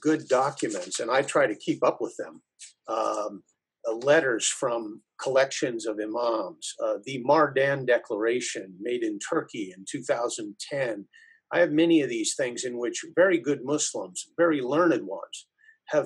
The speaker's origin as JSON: {"language": "English", "country": "United States"}